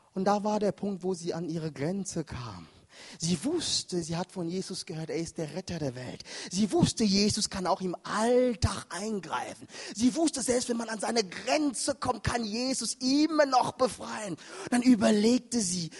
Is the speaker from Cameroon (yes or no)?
yes; Cameroon; moved away; da wo ich herkomme, in Kamerun